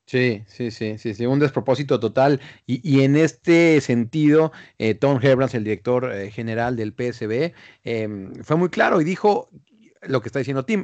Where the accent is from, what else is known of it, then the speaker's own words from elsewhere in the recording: Mexico; en México, en mi país